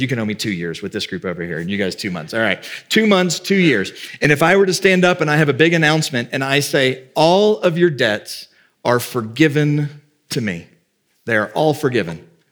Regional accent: the South, United States; I grew up in the South

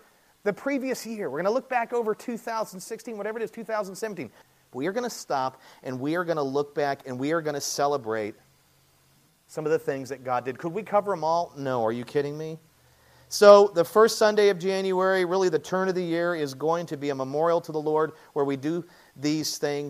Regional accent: United States; We're Americans. We're American evangelicals

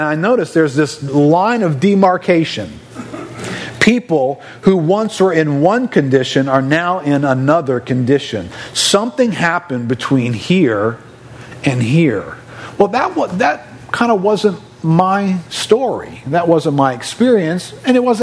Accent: New Orleans, Louisiana, United States; I grew up in New Orleans and I grew up Catholic

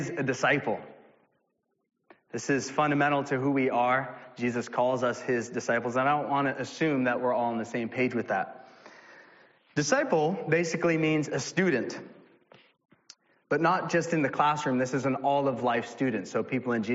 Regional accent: United States; also born or lived in New England; we face as American Christians

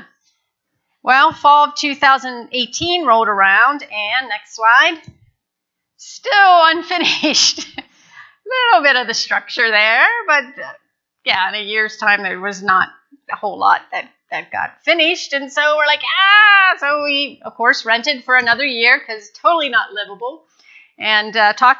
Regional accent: Newville, Pennsylvania, United States; moved away as an adult; now in Phnom Penh, Cambodia; growing up in Newville. If anybody knows Newville, it's down 81 past Carlisle

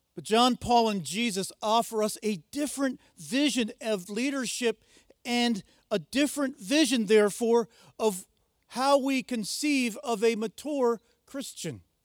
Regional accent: United States; I'm an American.

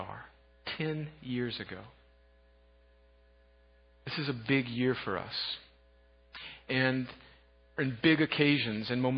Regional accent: United States; I grew up on the Mexican border

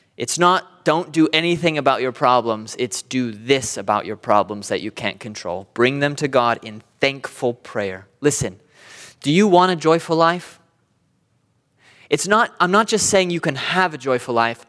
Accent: Southern California, United States; I'm from Southern California.

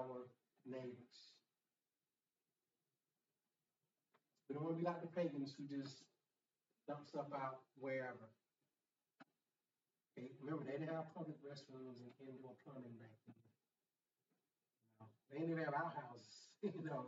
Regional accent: Tuskegee, Alabama, United States; it was Tuskegee Institute back then in my hometown, which is now Tuskegee University

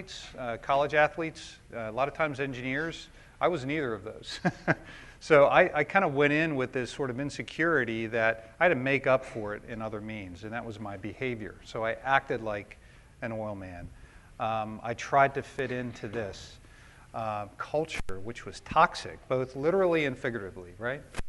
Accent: Maryland, United States; I grew up in Maryland as an only child, had a great childhood

